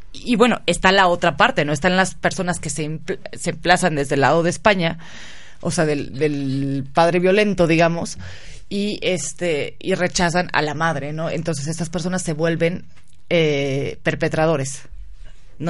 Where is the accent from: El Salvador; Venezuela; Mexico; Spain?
Mexico; todos somos mexicanos